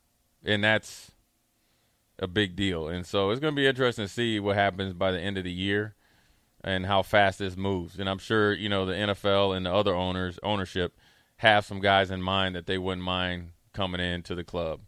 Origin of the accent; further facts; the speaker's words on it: Frederick, Maryland, United States; So I'm from Frederick, Maryland. All my family's there